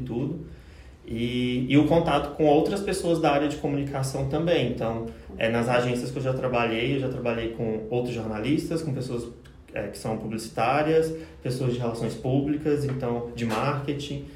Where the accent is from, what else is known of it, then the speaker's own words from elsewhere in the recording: Cristalina, Goiás, Brazil; now in Goiânia, Brazil; não sou de Goiânia também, sou de Cristalina, interior do estado